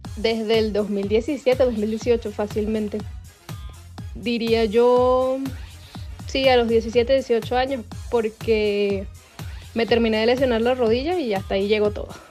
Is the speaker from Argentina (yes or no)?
no; Carabobo, Venezuela; moved away; Carabobo Fútbol Club, que es de donde yo soy